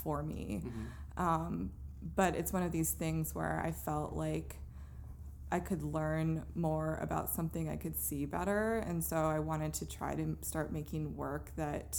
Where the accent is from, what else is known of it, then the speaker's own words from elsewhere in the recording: Gaithersburg, Maryland, United States; moved away as an adult; also born or lived in Baltimore, Maryland / Sunset Park, Brooklyn; now in Brooklyn, United States; I grew up in Maryland, in a very suburban neighborhood. It was the Gaithersburg, Germantown area